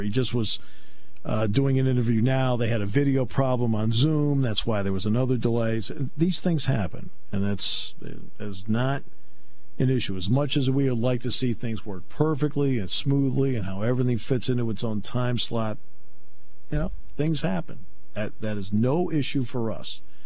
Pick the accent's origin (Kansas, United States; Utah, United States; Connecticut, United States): Connecticut, United States; moved away; I grew up in Connecticut